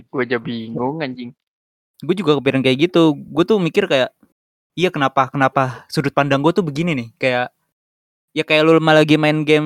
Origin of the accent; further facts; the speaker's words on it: East Jakarta, Jakarta, Indonesia; Jakarta Timur silakan cari saya saya anak Palurah btw